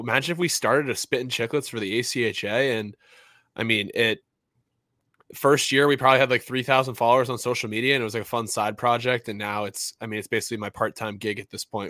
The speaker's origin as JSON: {"language": "English", "region": "New England", "country": "United States", "tie": "born or raised there", "said": "I was just like any other kid growing up in New England"}